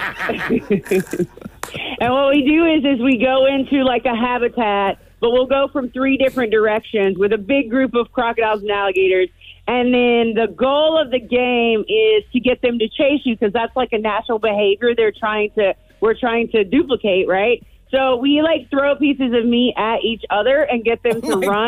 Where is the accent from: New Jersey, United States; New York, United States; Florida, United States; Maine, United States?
Florida, United States